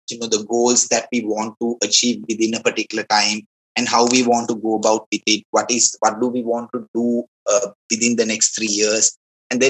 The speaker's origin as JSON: {"language": "English", "town": "Kandy", "region": "Central Province", "country": "Sri Lanka", "tie": "born or raised there", "said": "so I'm originally from Kandy, my hometown is Kandy"}